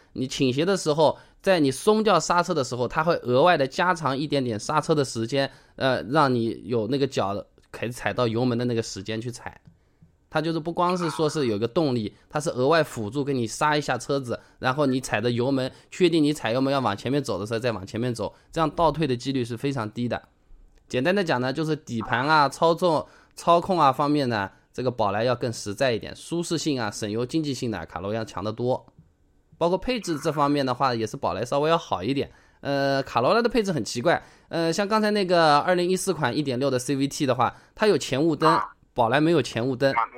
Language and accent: Chinese; Hangzhou, Zhejiang, China; 我是杭州的